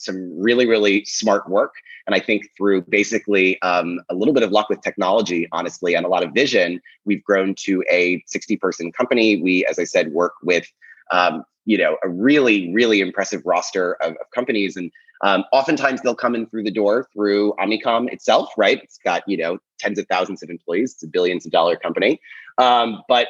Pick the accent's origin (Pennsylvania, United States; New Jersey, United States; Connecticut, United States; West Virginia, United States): Pennsylvania, United States; Philadelphia; also born or lived in Brooklyn, New York City; now in New York City, United States; I'm from Philadelphia originally